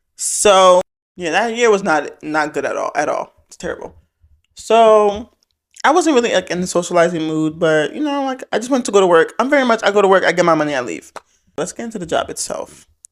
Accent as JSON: {"language": "English", "area": "Fulton County", "region": "Georgia", "country": "United States", "said": "I'm from Fulton County"}